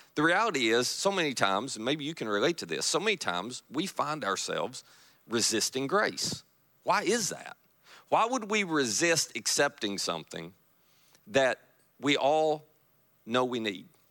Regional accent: Kentucky, United States; now in Marianna, Florida, United States; I am from Kentucky

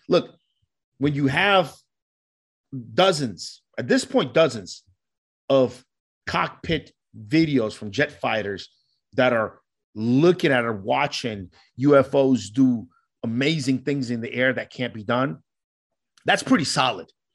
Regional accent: New York, United States; also born or lived in Colombia; Growing up in New York, there's a huge Puerto Rican community

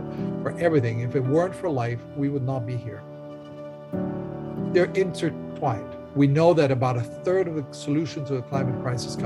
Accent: Bogota, Colombia; I grew up in Bogota, Colombia, the son of an American mother and a Colombian father

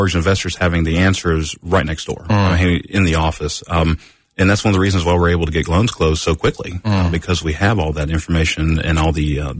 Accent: Knoxville, Tennessee, United States; moved away as an adult; also born or lived in Orlando, Florida; I'm from Knoxville originally, went to Bearden High School, went to UT.

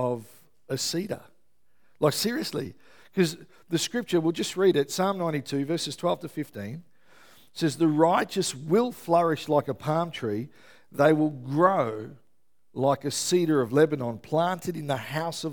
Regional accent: Melbourne, Victoria, Australia; moved away; I'm from Melbourne originally

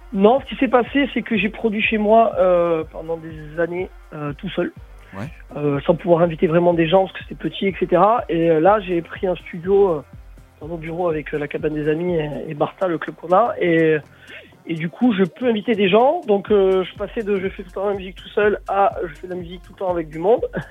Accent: Marseille, Provence-Alpes-Côte d'Azur, France; chez nous à Marseille

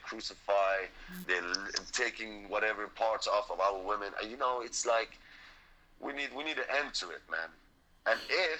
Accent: Syria; I've seen people that I grew up with in Syria, bro.

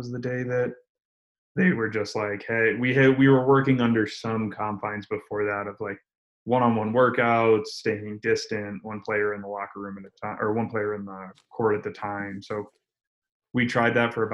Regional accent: Syracuse, New York, United States; also born or lived in North Carolina; now in Denver, United States; I'm originally from Syracuse, New York

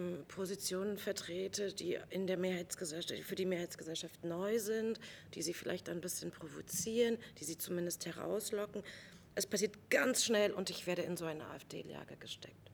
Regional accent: East Germany, Germany; von mir als Ostdeutscher immer wieder verlangt wird

